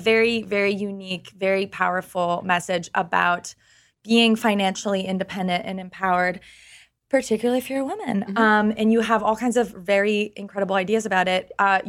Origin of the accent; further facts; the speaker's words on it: Canada; Because I'm Canadian. In Canada, they kind of like, you have like a safety net.